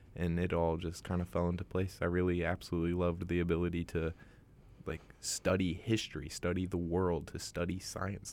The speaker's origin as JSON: {"language": "English", "area": "Bay Area", "region": "California", "country": "United States", "tie": "born or raised there", "moved": "as an adult", "lives_now": "Vancouver, Canada", "said": "I was born and raised in Bay Area, California"}